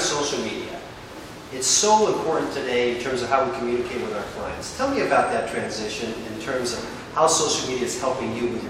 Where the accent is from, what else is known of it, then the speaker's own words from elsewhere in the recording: San Francisco, California, United States; We are both actually native San Franciscans, actually native to San Francisco